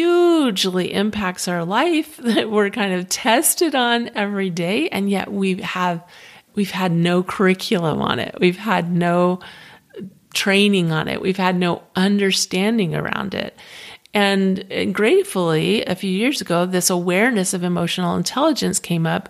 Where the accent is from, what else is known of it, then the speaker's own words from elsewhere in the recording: Florida, United States; moved away; I'm originally from Florida